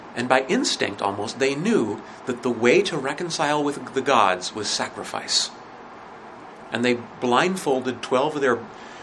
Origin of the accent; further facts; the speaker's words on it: Montana, United States; When I was growing up in Montana, and I had one great advantage growing up there, is I lived near